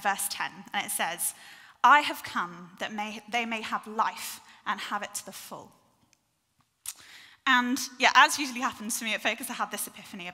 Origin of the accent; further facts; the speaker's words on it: North Devon, South West England, United Kingdom; I grew up in North Devon